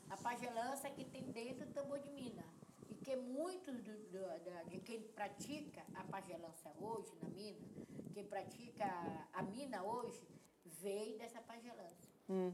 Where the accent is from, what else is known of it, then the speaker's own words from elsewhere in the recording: São Luís, Maranhão, Brazil; eu nasci na Madre de Deus